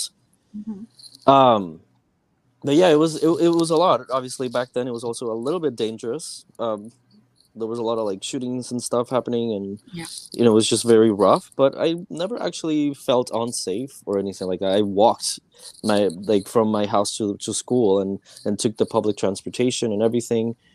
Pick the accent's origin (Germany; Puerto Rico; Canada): Puerto Rico; Carolina; English is a second language; moved away; In my hometown